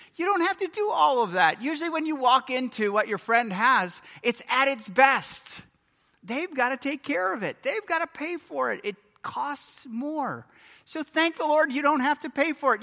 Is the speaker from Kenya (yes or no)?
no; United States; I'm American